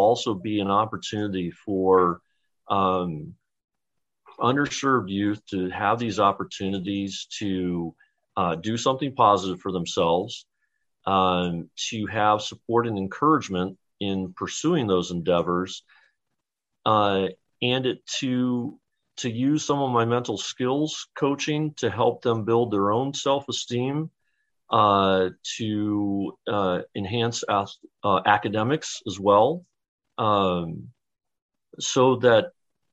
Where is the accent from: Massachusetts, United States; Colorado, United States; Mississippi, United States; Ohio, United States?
Ohio, United States; Dayton; moved away as an adult; also born or lived in New York / New Haven, Connecticut; now in Chicago, United States; My wife and I are actually going to move back to my hometown of Dayton, Ohio